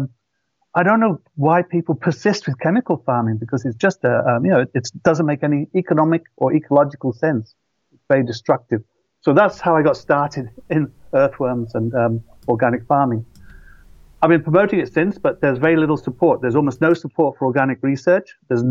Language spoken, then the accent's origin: English; Shropshire, West Midlands, United Kingdom; moved away as an adult; also born or lived in London; And I come from Shropshire, and it was Darwin's birthplace. He visited the village I grew up in to collect his samples.